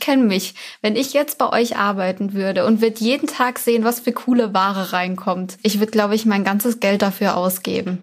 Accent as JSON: {"language": "German", "region": "Baden-Württemberg", "country": "Germany", "tie": "born or raised there", "said": "ich komme ja auch hier aus der Region"}